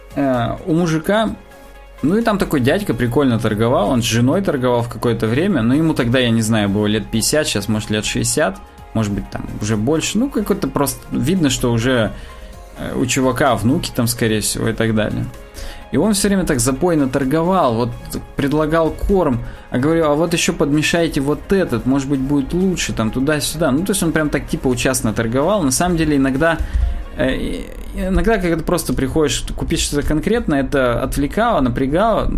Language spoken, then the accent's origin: Russian; Russia